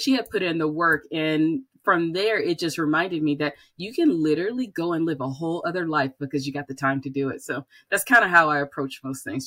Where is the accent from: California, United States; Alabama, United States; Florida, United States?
Alabama, United States; Birmingham; moved away as an adult; also born or lived in Atlanta; I grew up in Birmingham